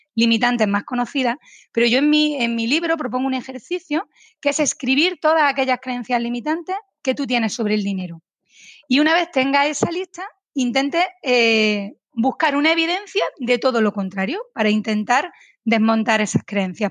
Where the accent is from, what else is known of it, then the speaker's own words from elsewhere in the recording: Spain; aquí en mi país, en España